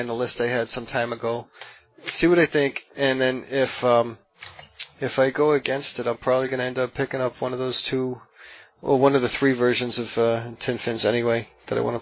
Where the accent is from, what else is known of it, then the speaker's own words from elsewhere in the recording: Massachusetts, United States; we're from Massachusetts